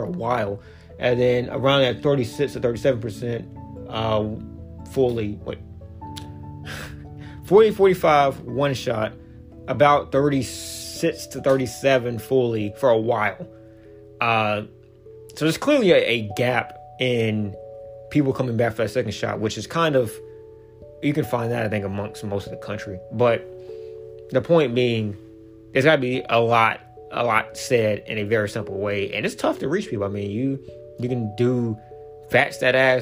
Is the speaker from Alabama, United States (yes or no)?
yes; Alabama, United States; moved away; dumb uneducated Alabama people. There's a lot of them in my hometown